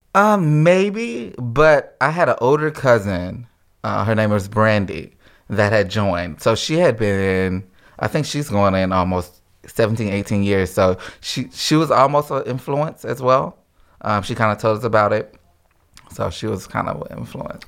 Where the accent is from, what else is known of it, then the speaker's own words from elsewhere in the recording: Houston, Mississippi, United States; moved away as an adult; also born or lived in Alaska; from, uh, Mississippi originally